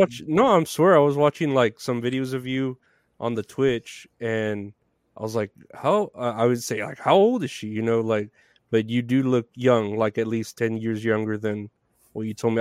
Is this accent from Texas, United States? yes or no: yes; Texas, United States; I'm from Texas